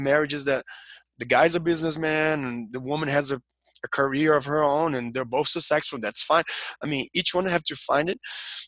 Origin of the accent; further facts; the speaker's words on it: Rio de Janeiro, Brazil; We're from Brazil, both of us. We're from Rio. And most of our country, I guess, is Catholic, right?